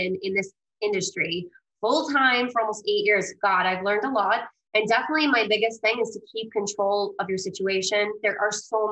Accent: New York, United States; also born or lived in Greece; I'm originally from Greece, but I was adopted as a baby and I was raised Italian in New York

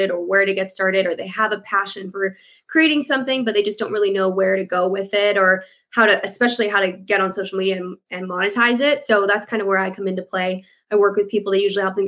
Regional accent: Vancouver, British Columbia, Canada; also born or lived in United States; I'm from Vancouver, Canada. I am born and raised in Canada, but I've lived all over the States as well in a past life when I was a dancer.

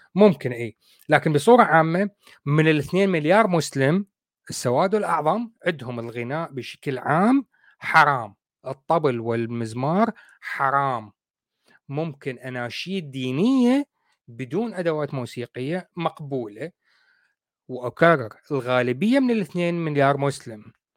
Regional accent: Iraq; عندنا بالعراق

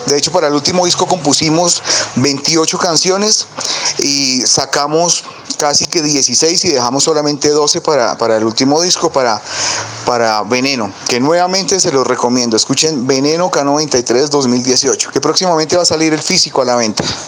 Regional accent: Zipaquirá, Cundinamarca, Colombia; somos de Zipaquirá

